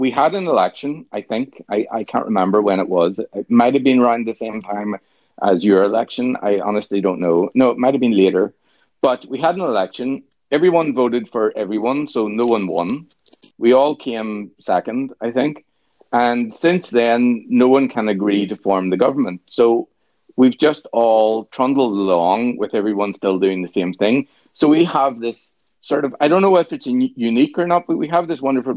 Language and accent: English; Northern Ireland, United Kingdom; accent: Northern Irish; being from Northern Ireland, I'm not really allowed to be Irish.